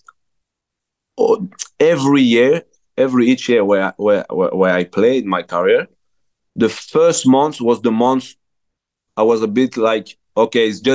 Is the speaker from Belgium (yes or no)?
yes; Belgium; English is a second language; moved away as an adult